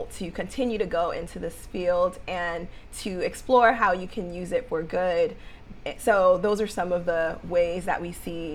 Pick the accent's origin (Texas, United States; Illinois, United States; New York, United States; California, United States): New York, United States; New York City; what I saw in New York, growing up in Harlem, growing up in the Bronx